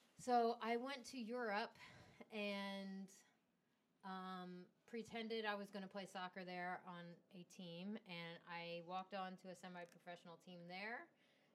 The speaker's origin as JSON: {"language": "English", "country": "United States", "said": "as an American"}